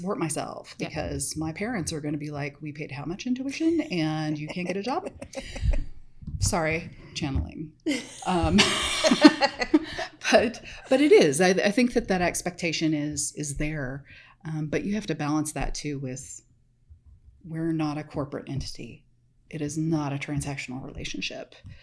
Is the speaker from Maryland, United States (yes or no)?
no; Medford, Oregon, United States; now in Texas, United States; I grew up in Medford, which is about half an hour from the California border on I-5.